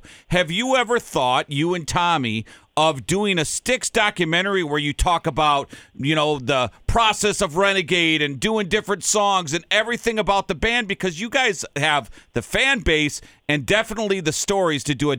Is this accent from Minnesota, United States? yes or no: yes; Saint Paul, Minnesota, United States; I grew up in St. Paul.